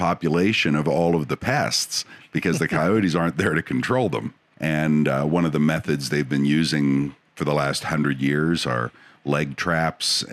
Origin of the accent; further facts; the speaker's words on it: Boulder, Colorado, United States; when I was a kid, I grew up in Boulder, Colorado